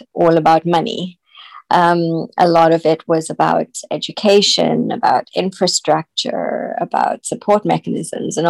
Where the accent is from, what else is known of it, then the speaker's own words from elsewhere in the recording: South Africa; I was born in South Africa.